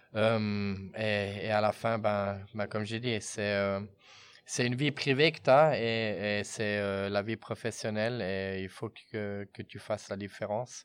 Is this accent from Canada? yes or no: no; Fribourg, Switzerland; now in Bern, Switzerland; j'ai grandi à Fribourg